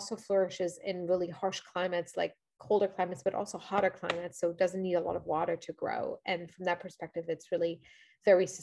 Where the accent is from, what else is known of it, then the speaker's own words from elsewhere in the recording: Luxembourg; moved away as an adult; now in New York, United States; I grew up in Europe. As I mentioned, I'm from Luxembourg originally